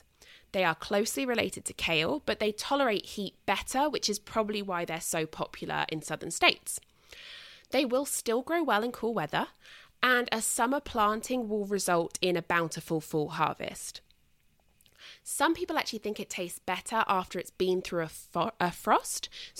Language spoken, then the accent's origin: English; United Kingdom; And as I've mentioned before, I mean, obviously I'm British.